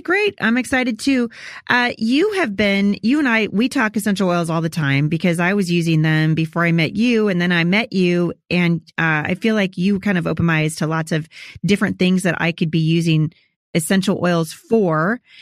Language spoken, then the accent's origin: English; Portland, Oregon, United States; also born or lived in Chattanooga; I'm from Portland